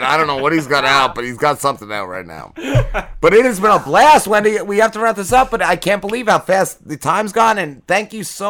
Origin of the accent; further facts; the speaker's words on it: New Milford, New Jersey, United States; I grew up in New Milford